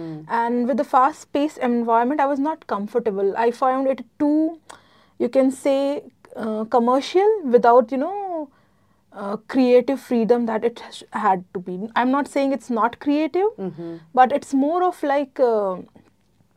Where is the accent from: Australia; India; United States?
India; Gujarat; moved away as an adult; now in United Arab Emirates; I am from India, specifically from Gujarat.